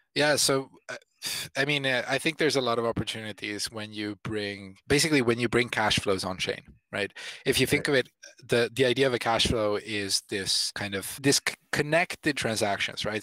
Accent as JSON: {"language": "English", "country": "Italy", "said": "I come from country, I'm I'm from Italy"}